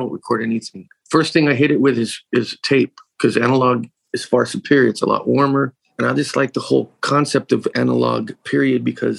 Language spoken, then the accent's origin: English; Bakersfield, California, United States; I started DJing in 86, 87 in my hometown of Bakersfield.